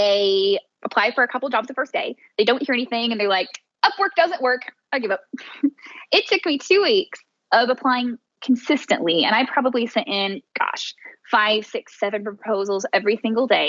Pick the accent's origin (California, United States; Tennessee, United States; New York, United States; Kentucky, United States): Tennessee, United States; now in Miami, United States; my hometown where I come from. I'm originally from Tennessee, even though I now live in Miami, Florida